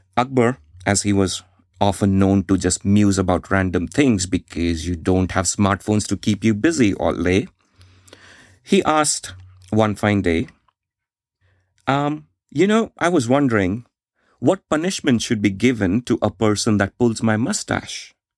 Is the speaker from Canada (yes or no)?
no; India; I grew up in India in the 1990s.